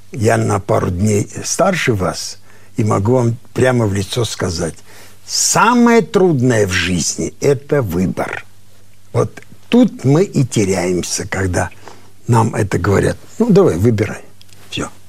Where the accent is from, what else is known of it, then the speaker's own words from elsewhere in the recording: Armenia; Что я армянин, и ты армянин, да?